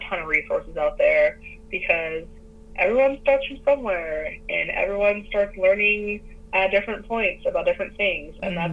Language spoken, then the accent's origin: English; United States; I'm an American